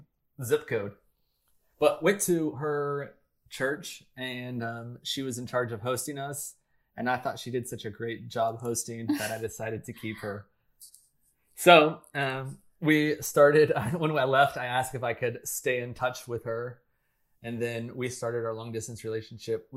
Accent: United States; I'm an American and I live in California

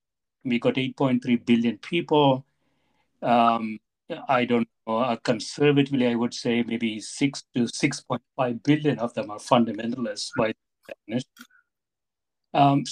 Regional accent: South India, India; moved away as an adult; now in United States; as I was growing up in South India

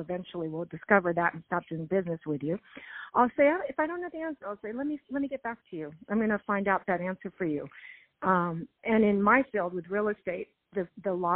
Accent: Los Angeles, California, United States; I grew up in Los Angeles

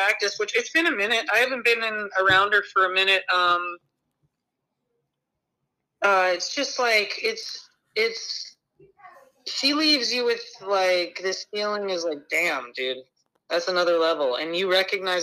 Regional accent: Denver, Colorado, United States; those are my friends from home, man. I'm from Denver.

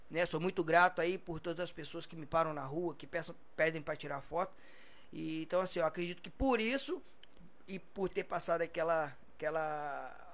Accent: Volta Redonda, Rio de Janeiro, Brazil; Sou de Volta Redonda, comecei lá na base, né, no juvenil.

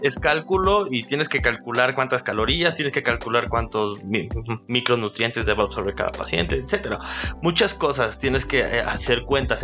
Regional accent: Perote, Veracruz, Mexico; also born or lived in Teziutlán, Puebla; Soy originario de Perote, este, nací en la ciudad de Tecitlán, Puebla

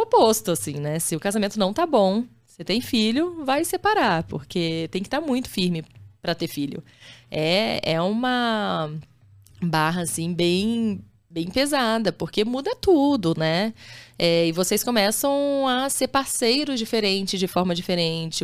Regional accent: Campinas, São Paulo, Brazil; also born or lived in Rio de Janeiro; eu nasci no Rio, sou carioca, mas já tô. Eu sou de Campinas, né? Tô lá desde os meus 9 anos de idade

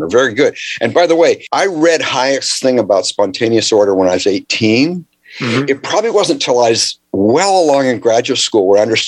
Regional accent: Canada; I grew up in Canada

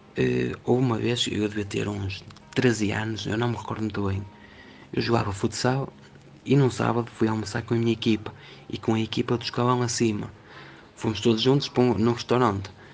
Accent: Portugal; also born or lived in Vila Nova de Famalicão; sou português, eh, moro numa cidade chamada Vila Nova de Famalicão

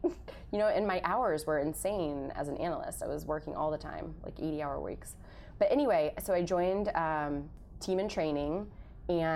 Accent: Kansas City, Missouri, United States; moved away as an adult; also born or lived in Chicago; now in New York, United States; I grew up in Kansas City, Missouri, where my parents still live.

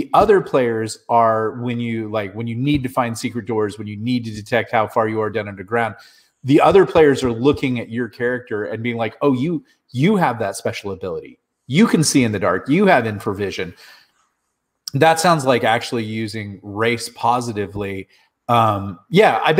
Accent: Southern California, United States; I grew up in Southern California.

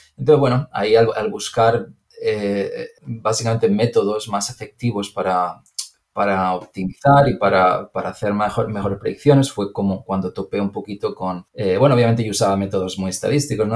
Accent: Spain; moved away as an adult; also born or lived in Madrid / Chicago; now in United States; yo obviamente por el acento ya lo puedes, decir y, porque ya hemos hablado, pero soy, soy de España

